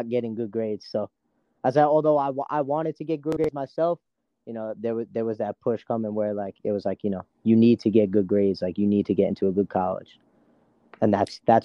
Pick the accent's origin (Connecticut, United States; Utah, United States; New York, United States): New York, United States; New York City; growing up around Tomville, our biggest rival was always New Dorp